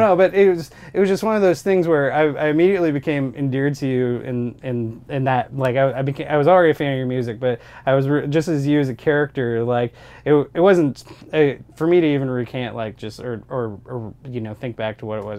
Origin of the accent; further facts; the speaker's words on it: Columbia, Missouri, United States; We're from Columbia